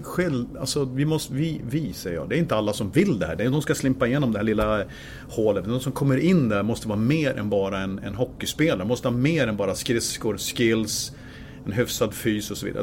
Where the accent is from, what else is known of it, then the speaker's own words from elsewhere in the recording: Gävle, Gävleborg County, Sweden; Jag kommer från Gävle